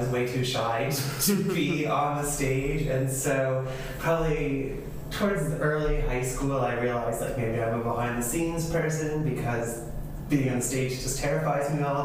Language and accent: English; New Jersey, United States; now in Medford, United States; I'm originally from New Jersey. I grew up as the middle child of five